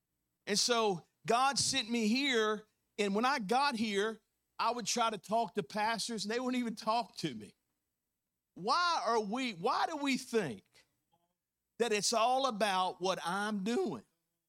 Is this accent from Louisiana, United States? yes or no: yes; Louisiana, United States; now in Mississippi, United States; How many know that 10 years ago, you know, when I first moved here and planted a church, I came from Louisiana.